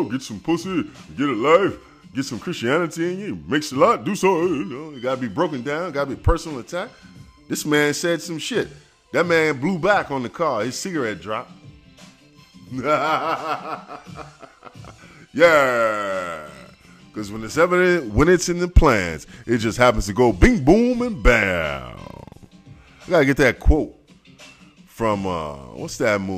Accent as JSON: {"language": "English", "town": "New York City", "region": "New York", "country": "United States", "said": "I'm from Brooklyn, Flatbush."}